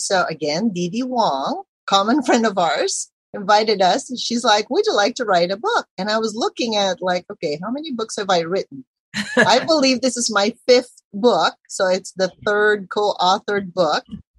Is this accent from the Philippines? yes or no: yes; Philippines; obviously I'm Filipina and we did not come from a family of entrepreneurs.